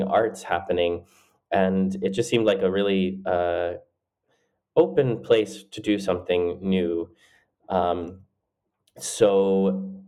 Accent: Florida, United States; growing up in Florida, it's a huge state and everything is quite spread

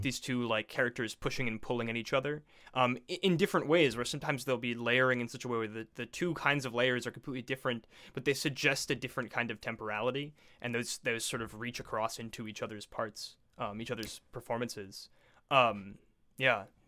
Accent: Tampa, Florida, United States; born and raised in Tampa Bay, Florida, like myself

